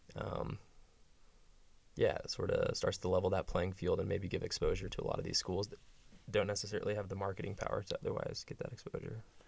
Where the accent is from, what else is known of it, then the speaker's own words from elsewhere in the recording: West Texas, United States; moved away as an adult; I'm from West Texas